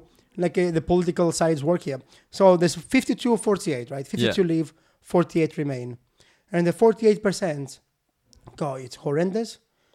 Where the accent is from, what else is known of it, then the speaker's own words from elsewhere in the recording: United Kingdom; So I am British.